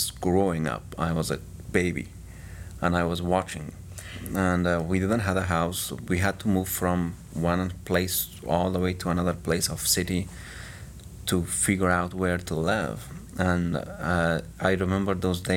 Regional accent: Kabul, Afghanistan; moved away as an adult; now in United States; I was born in Kabul, 1990

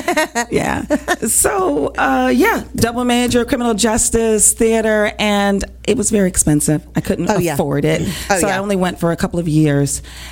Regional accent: Hartford, Connecticut, United States; moved away as an adult; also born or lived in Boston, Massachusetts; now in Texas, United States; I was born and raised in Hartford, Connecticut.

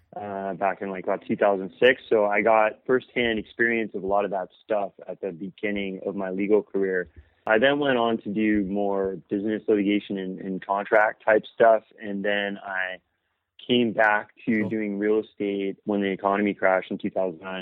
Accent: Los Angeles, California, United States; I grew up in the South Bay area of Los Angeles

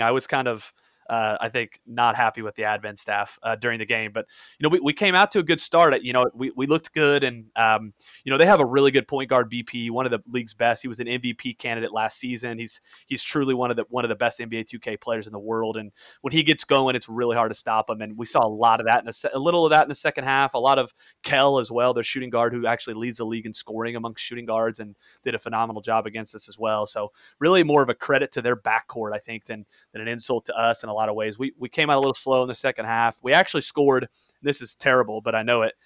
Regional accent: Indiana, United States; I'm from Indiana

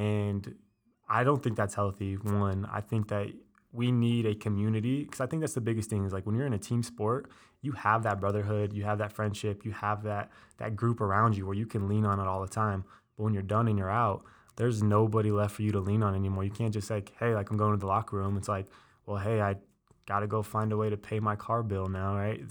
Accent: Colorado Springs, Colorado, United States; also born or lived in Denver; I was born in Colorado Springs

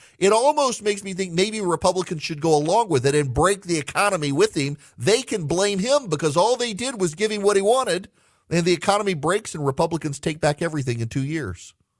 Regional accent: Dubai, United Arab Emirates; If you're a regular listener, if you're Charlie, you know, I grew up in Dubai.

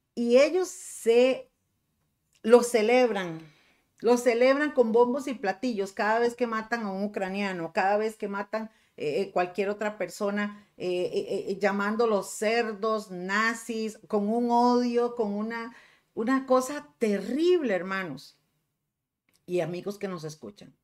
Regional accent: Costa Rica; aquí en Costa Rica

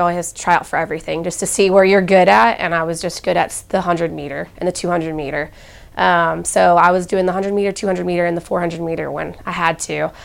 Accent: Temecula, California, United States; moved away as an adult; now in Columbus, United States; I'm from California. I don't have family here

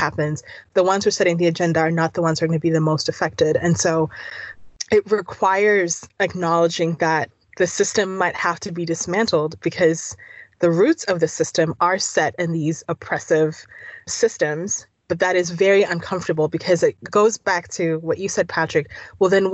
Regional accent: Tanzania; now in United States; I'm from Tanzania

